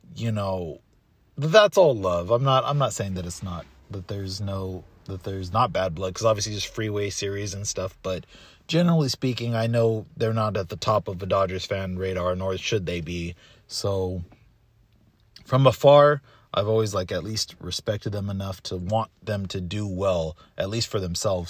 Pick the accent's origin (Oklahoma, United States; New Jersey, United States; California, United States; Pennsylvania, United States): California, United States; Southern; growing up in SoCal